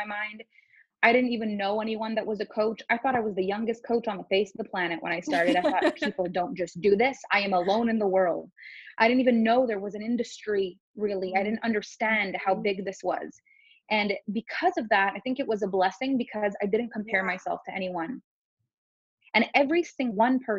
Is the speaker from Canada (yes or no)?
yes; Canada; first language French; English is a second language; I'm French Canadian. So my first language is actually French.